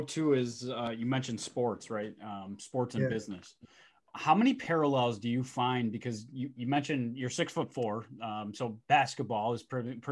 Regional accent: Elmira, New York, United States; I'm from Elmira originally

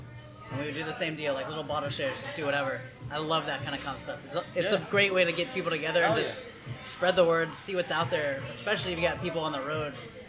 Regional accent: Pittsburgh, Pennsylvania, United States; moved away; I'm originally from Pittsburgh

